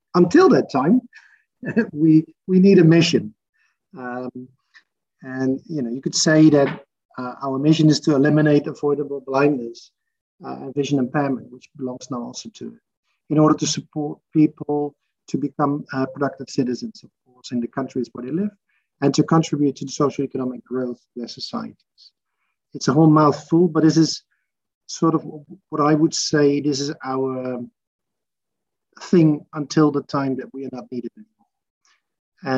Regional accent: Arnhem, Gelderland, Netherlands; also born or lived in Maastricht, Netherlands; I was born in Arnhem uh, in the Netherlands

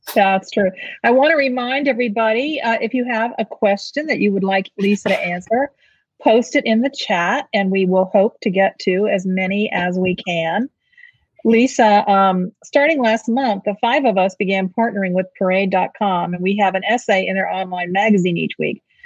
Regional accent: St. Petersburg, Florida, United States; St. Petersburg, Florida which happens to be my hometown

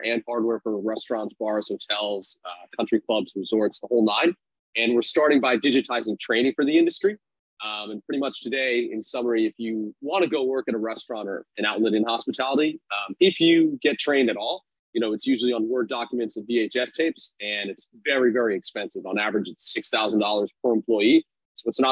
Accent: New York City, New York, United States; now in Arizona, United States; born and raised in New York City

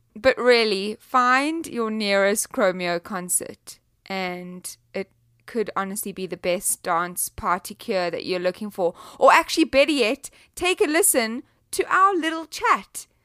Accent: South Africa; I'm from South Africa

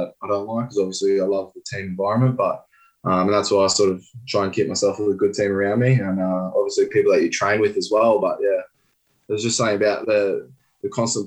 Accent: Brisbane, Queensland, Australia; growing up in Brisbane

